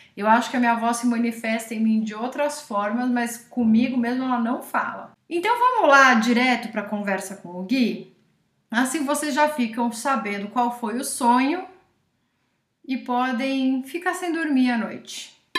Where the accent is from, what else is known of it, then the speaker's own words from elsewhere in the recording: São Roque, São Paulo, Brazil; São Roque, que é a cidade onde eu cresci